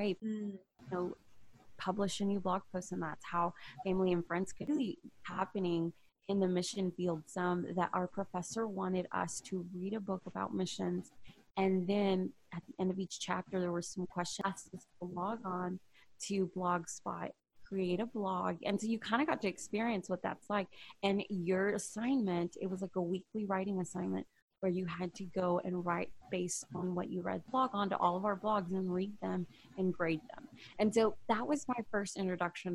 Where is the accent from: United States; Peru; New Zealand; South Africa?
United States; Houston, Texas; also born or lived in Humble, Texas / Marshall/Longview, East Texas; I was born and raised in Houston